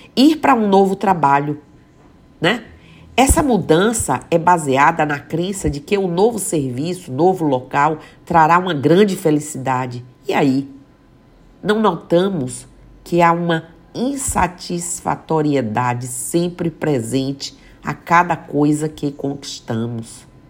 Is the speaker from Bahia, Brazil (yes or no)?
yes; Mucugê, Bahia, Brazil; moved away; que eu vejo Mucugê, que eu vejo minha terra